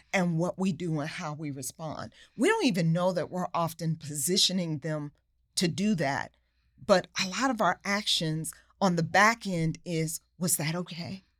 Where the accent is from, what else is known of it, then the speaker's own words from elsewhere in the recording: New York, United States; a kid growing up in New York